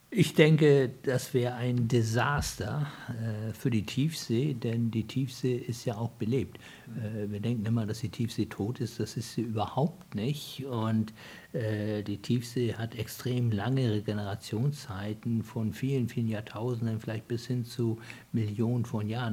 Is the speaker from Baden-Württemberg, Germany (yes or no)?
no; Hamburg, Germany; ich bin ja in Hamburg geboren